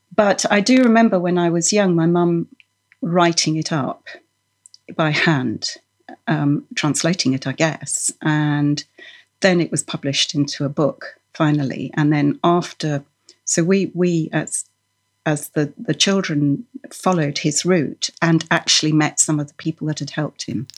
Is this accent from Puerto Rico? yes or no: no; Norway; moved away; I was born in Norway, and I grew up embroidering with, with wool and knitting the traditional way